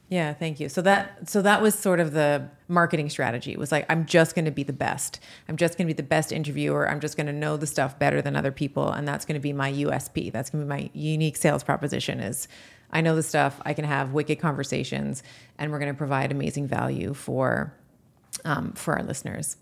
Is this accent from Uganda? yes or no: no; Canada; also born or lived in United States; as a Canadian, uh, but also as an American